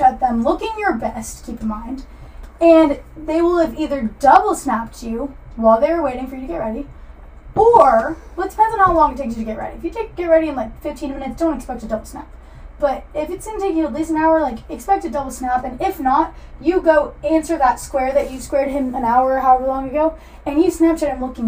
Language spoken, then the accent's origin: English; Atlanta, Georgia, United States; I'm from Atlanta, so I have the Atlanta lingo